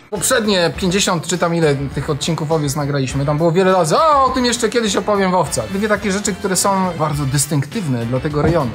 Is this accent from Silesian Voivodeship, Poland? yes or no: yes; Pyskowice, Silesian Voivodeship, Poland; My mieszkaliśmy w Pyskowicach, ja to kiedyś tam powtarzałem, to jest tuż za poligonem w Gliwicach